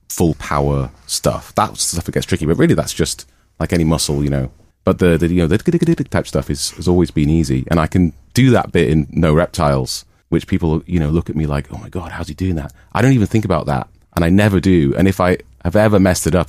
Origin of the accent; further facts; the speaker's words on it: Newcastle upon Tyne, North East England, United Kingdom; moved away as an adult; also born or lived in Manchester; I'm from Newcastle Way, and so's our drummer Mike